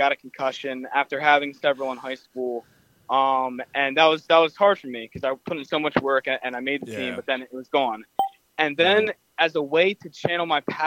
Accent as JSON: {"language": "English", "town": "Willow Grove", "region": "Pennsylvania", "country": "United States", "tie": "born or raised there", "said": "I am from Upmoreland High School, Willow Grove, PA"}